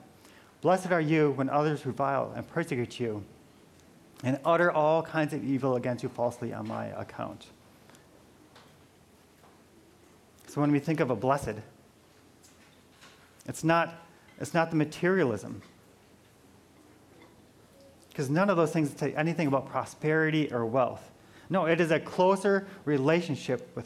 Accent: Midwest, United States; moved away; I'm from the Midwest

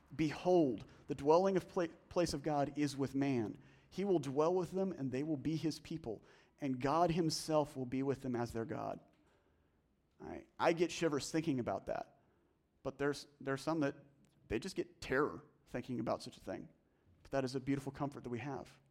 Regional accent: the South, United States; I'm from the South

